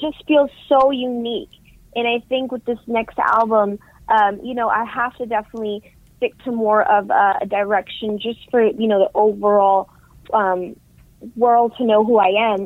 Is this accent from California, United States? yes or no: no; New York City, New York, United States; I grew up in New York City